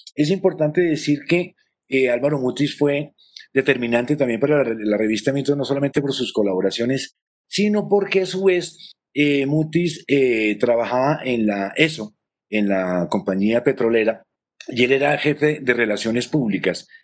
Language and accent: Spanish; Colombia; identificarnos como, como colombianos